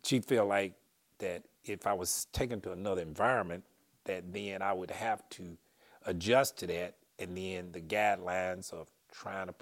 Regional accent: Pine Bluff, Arkansas, United States; I grew up in Pine Bluff, Arkansas

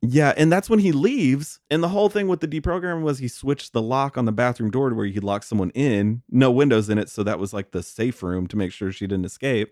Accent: Texas, United States; I'm from Texas

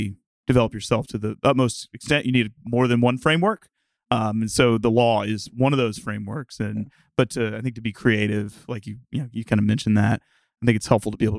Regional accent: Arkansas, United States; I'm originally from the southern U.S. I'm from Arkansas, and spent the vast majority of my time growing up there. Went to college at the University of Arkansas

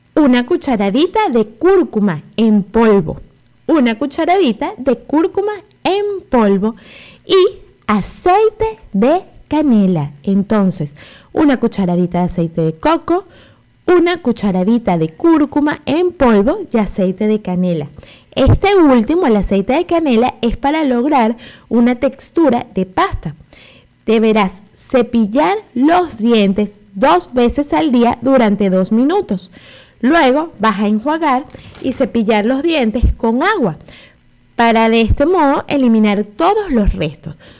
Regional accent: Venezuela; moved away; nosotros como venezolanos

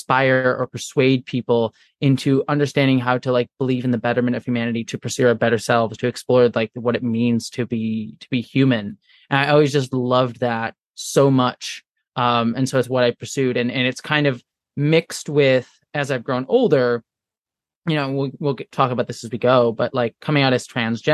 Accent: Buffalo, New York, United States; I was born in New York, around the Buffalo area

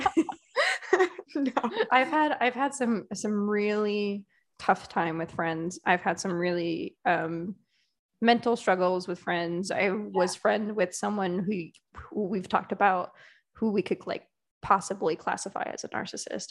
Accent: Connecticut, United States; I'm from Connecticut, which is that whole New England yeah. vibe.

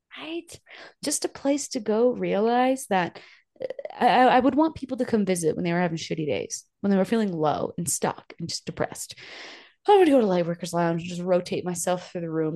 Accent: New Hampshire, United States; now in Pagosa Springs, United States; I grew up in New Hampshire where it's just cold all the time

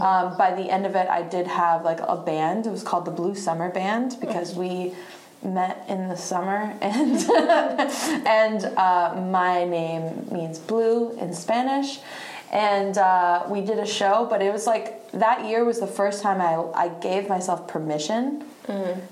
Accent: Statesville, North Carolina, United States; also born or lived in Bariloche, Argentina / Virginia / Charlotte; now in Raleigh, United States; went to middle school through high school uh, in this teeny tiny little town in western North Carolina called Statesville, North Carolina, Iredell County

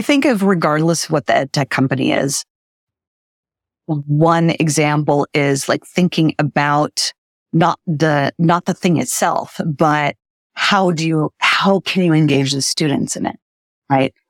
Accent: Brazil; moved away; I grew up in Brazil and when we lived there, she became a teacher

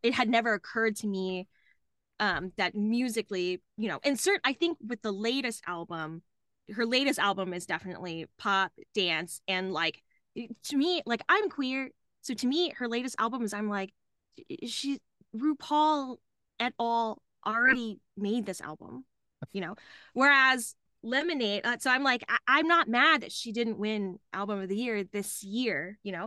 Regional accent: Dallas, Texas, United States; now in Austin, United States; I grew up in Dallas, Texas

